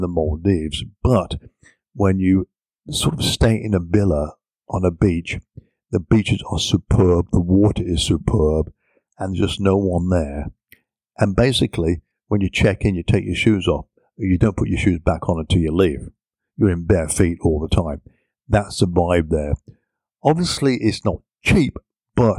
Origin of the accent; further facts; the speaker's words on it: England, United Kingdom; me being an Englishman